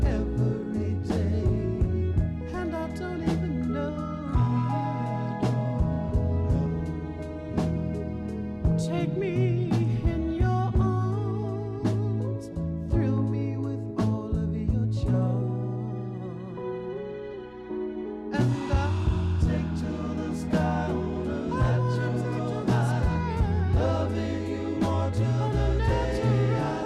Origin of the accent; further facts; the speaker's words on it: Chicago, Illinois, United States; growing up in Chicago in the 60s, 70s, and 80s